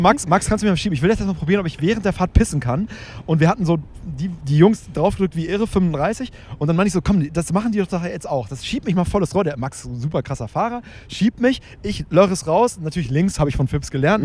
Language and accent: German; Hamburg, Germany; wir kommen ja aus Hamburg